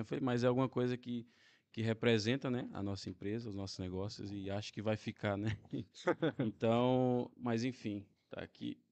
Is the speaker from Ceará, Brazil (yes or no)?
no; Anápolis, Goiás, Brazil; now in Portugal; eu sou de, do interior de Goiás, né? Do Brasil